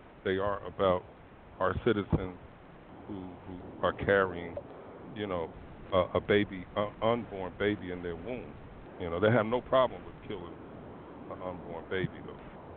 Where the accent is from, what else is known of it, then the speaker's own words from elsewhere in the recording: Philadelphia, Pennsylvania, United States; moved away; my hometown in Philadelphia